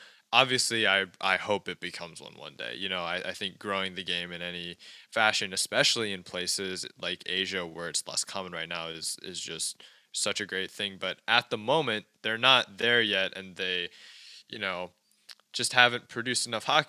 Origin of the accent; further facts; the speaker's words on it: United States; as a Chinese American